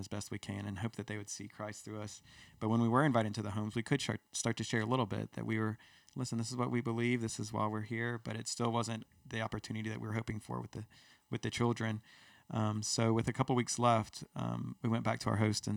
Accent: United States; we're from America

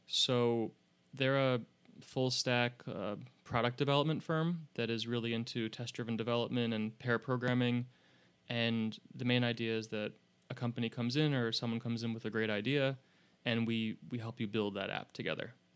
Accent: upstate New York, United States; I grew up in what people from New York would call upstate

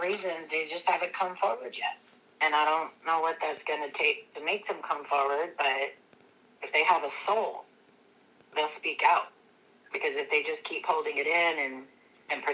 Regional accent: Lacey, Washington, United States; That's where I grew up. I didn't grow up in Grays Harbor. I grew up in Lacey.

